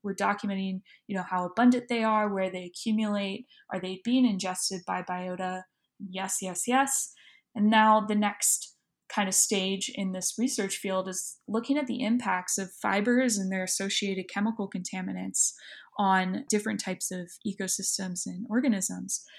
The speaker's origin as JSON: {"language": "English", "region": "Southwest Florida", "country": "United States", "tie": "born or raised there", "said": "I grew up in Southwest Florida, um, right on the coast"}